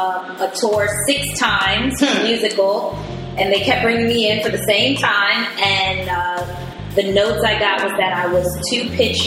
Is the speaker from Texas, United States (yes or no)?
no; New York City, New York, United States; I am from the Boogie Down Bronx.